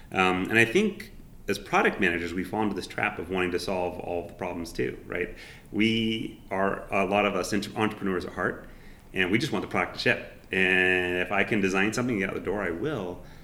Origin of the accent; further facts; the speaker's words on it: San Jose, California, United States; moved away; I grew up in San Jose